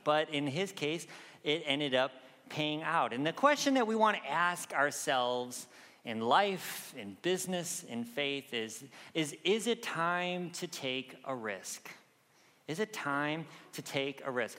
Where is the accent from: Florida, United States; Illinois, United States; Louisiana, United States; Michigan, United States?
Michigan, United States; moved away; I grew up in Michigan